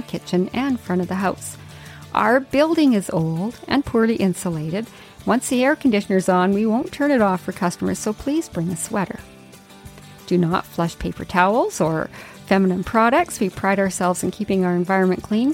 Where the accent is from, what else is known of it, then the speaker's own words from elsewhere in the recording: Yukon, Canada; growing up in the Yukon